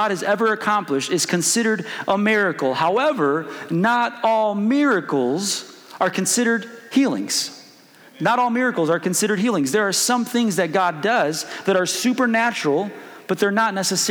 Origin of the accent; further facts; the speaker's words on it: Chicago, Illinois, United States; moved away as an adult; also born or lived in Springfield, Missouri; now in Kansas, United States; I'm originally from Chicago.